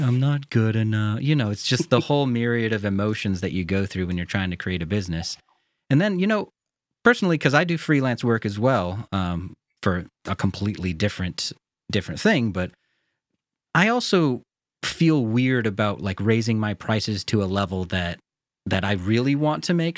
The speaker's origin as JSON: {"language": "English", "country": "United States", "accent": "very American", "said": "me as an American"}